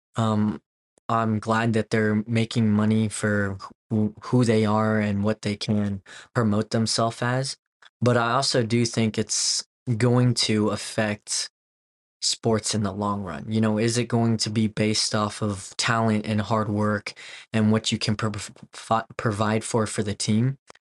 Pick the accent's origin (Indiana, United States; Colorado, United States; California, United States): Colorado, United States; Wellington; also born or lived in South Korea / Denver, Colorado; grew up on a ranch in Wellington, Colorado, and grew up on a farm. And by the age of ten, I kinda moved to Denver